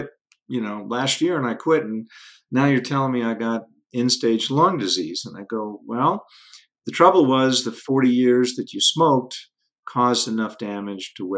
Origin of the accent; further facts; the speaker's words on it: Denver, Colorado, United States; I grew up again in the Denver area in the 70s